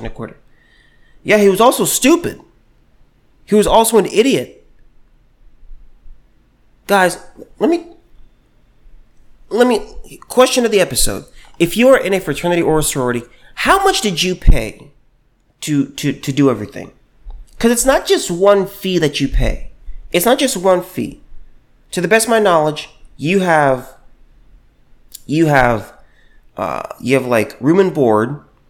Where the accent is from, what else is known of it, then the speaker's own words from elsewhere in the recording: United States; I was born here in America.